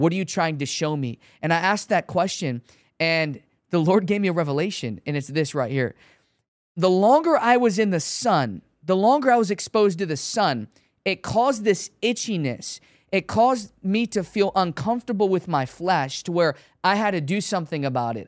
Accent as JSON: {"language": "English", "town": "Chicago", "region": "Illinois", "country": "United States", "said": "I'm from Chicago"}